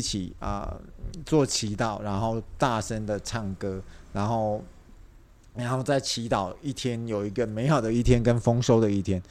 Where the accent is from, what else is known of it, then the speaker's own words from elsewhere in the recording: Taiwan; 我们台湾人的想法